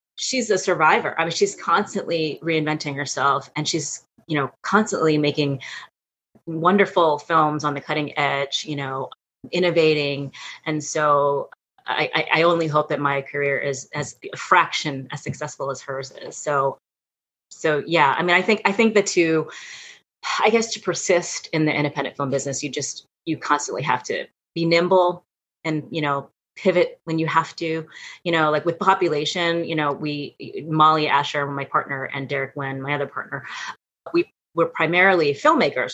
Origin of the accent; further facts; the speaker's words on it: New York City, New York, United States; I was born and raised in New York City